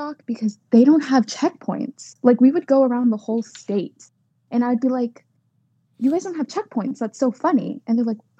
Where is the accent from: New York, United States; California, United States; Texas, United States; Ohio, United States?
Texas, United States; the Rio Grande Valley; moved away as an adult; now in Louisiana, United States; my entire life in the valley.